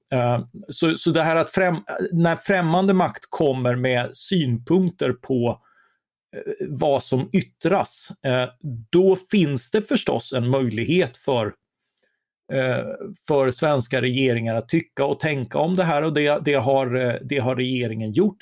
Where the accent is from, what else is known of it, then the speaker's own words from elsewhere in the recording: Karlskrona, Blekinge, Sweden; moved away; Jag är själv uppvuxen i Karlskrona